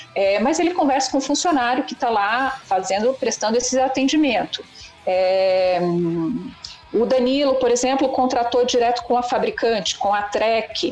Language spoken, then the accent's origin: Portuguese; Curitiba, Paraná, Brazil; nós somos de Curitiba